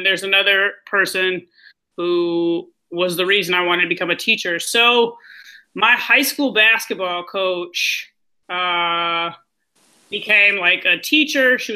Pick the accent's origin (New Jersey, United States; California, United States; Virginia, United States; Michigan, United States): Michigan, United States; Ann Arbor; also born or lived in Chicago, United States; I'm from Ann Arbor, but I've lived on both coasts and I've lived in Chicago.